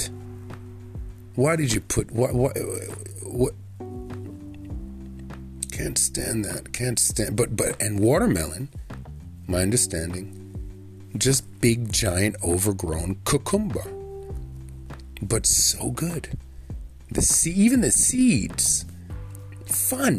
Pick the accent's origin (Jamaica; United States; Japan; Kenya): Jamaica; as a Jamaican